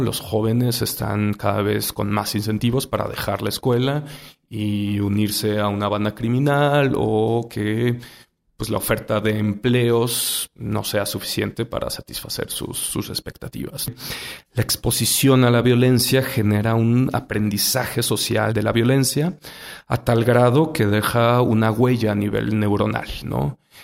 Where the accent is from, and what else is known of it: Mexico